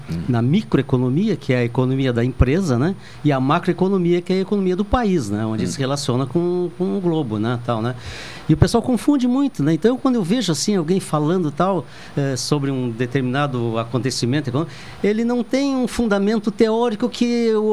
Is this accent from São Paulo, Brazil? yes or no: no; Pelotas, Rio Grande do Sul, Brazil; Eu andei por vários cantos aí e tal, na minha vida ativa, na, né, na empresa, e sempre de sou de Pelotas.